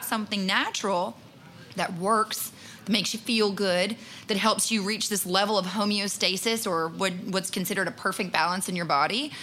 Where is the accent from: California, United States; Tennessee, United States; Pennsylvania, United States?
Tennessee, United States; Pineview; moved away; my hometown in Pineview, Tennessee, has a couple of stop signs